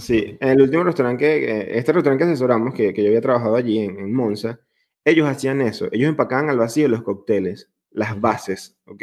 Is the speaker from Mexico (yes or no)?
no; Venezuela; now in Italy; yo soy venezolano